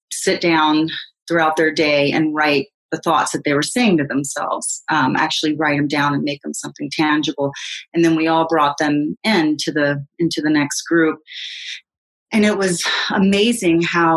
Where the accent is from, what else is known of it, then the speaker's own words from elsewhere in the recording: the South, United States; moved away; I grew up in the South, and when I go back to the South